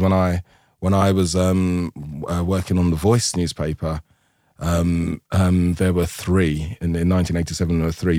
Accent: London, United Kingdom; I'm from Tooting.

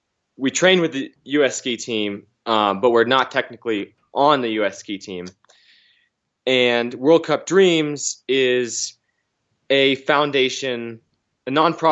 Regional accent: Waitsfield, Vermont, United States; I am from Waitsfield, Vermont.

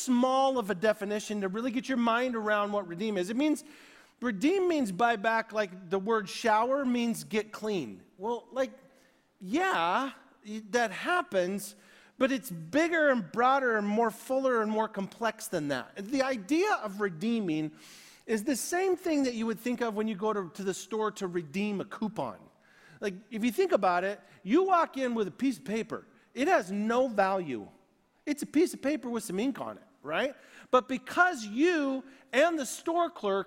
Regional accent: United States; I am American to the core

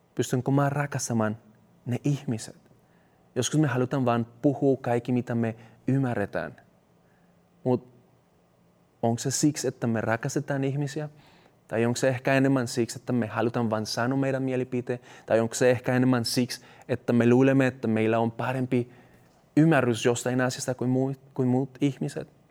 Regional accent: Colombia; Finnish is a second language; now in Finland; mun kotimaassa Kolumbiassa

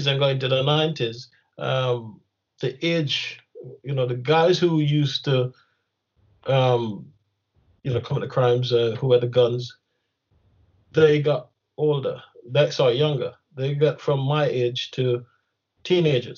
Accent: Kingston, Jamaica; moved away; I grew up in Kingston

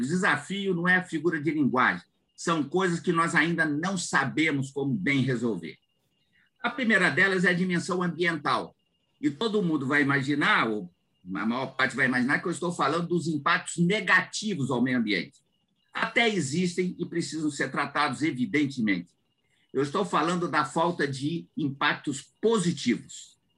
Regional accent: Vitória, Espírito Santo, Brazil; Eu cresci em Vitória

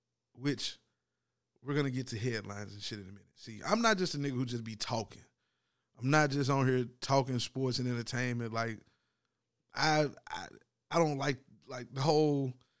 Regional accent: Tennessee, United States; I ain't from Georgia, I'm from Tennessee.

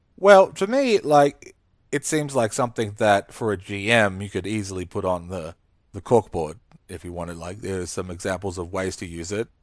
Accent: Australia; I'm no Brit, but as an Australian, I am, I'm a, I'm a bit Brit.

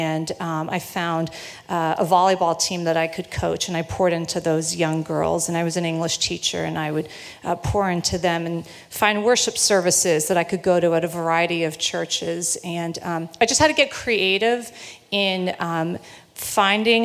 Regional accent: South Florida, United States; now in Linfield, United States; Growing up, I grew up in South Florida

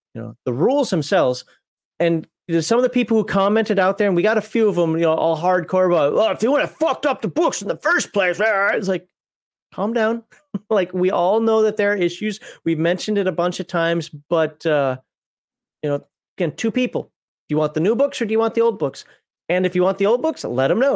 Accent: Minnesota, United States; I'm Minnesotan.

